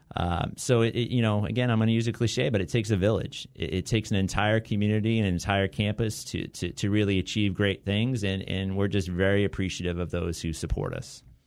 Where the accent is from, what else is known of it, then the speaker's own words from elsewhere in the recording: Southern Orange County, California, United States; also born or lived in Santa Barbara; now in Long Beach, United States; growing up in Southern Orange County